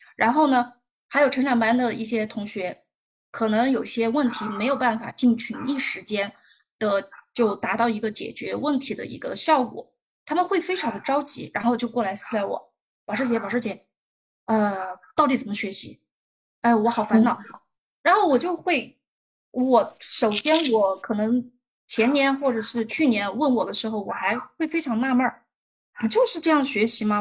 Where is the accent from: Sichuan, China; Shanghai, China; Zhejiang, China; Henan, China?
Sichuan, China; Chengdu; 但是我们都是成都人